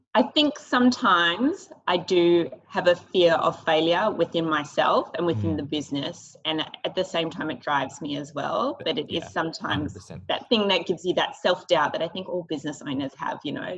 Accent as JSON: {"language": "English", "town": "Sydney", "region": "New South Wales", "country": "Australia", "tie": "born or raised there", "said": "we grew up in Sydney and the North Shore"}